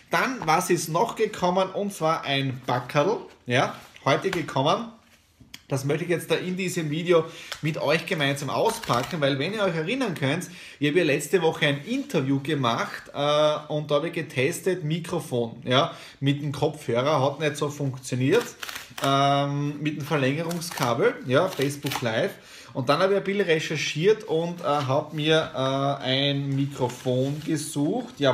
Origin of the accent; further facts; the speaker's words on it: Krobaten, Styria, Austria; Äh, Feuerwehr, kleine Feuerwehr in der Südoststeiermark und es ist mein Heimatdorf, wo ich auch äh, Feuerwehrmitglied bin.